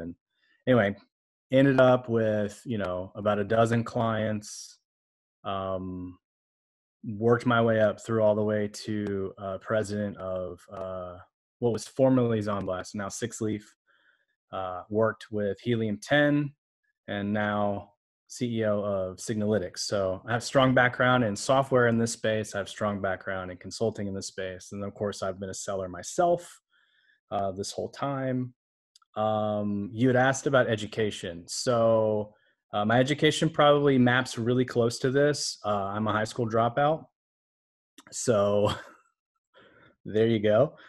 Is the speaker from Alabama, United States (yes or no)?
yes; Alabama, United States; moved away; also born or lived in Orlando, Florida / Taiwan; I was born in Orlando, Florida, grew up in Alabama.